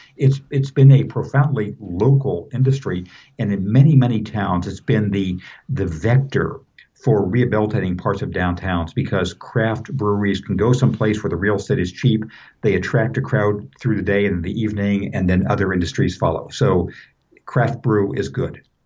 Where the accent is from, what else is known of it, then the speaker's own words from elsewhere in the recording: Southern California, United States; moved away; I grew up in Southern California